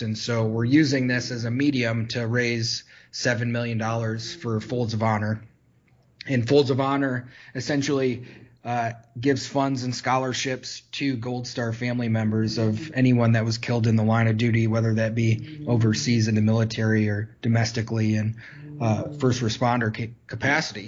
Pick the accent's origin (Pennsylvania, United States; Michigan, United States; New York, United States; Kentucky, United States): Michigan, United States; growing up in Michigan